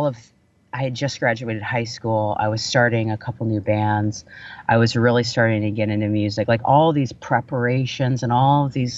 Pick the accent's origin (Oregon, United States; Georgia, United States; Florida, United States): Florida, United States; Vero Beach; growing up in the South